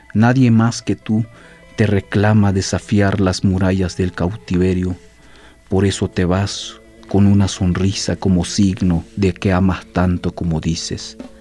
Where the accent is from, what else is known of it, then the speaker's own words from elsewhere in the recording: San Andrés Larráinzar, Chiapas, Mexico; soy poeta originario del estado de Chiapas, hablante de la lengua maya tzotzil. Soy del pueblo de San Andrés, Sacamchen